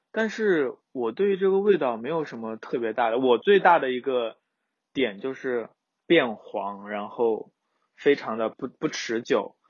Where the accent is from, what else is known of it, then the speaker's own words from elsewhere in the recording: southern China, China; 作为一个南方人， 空气比较， 比较潮湿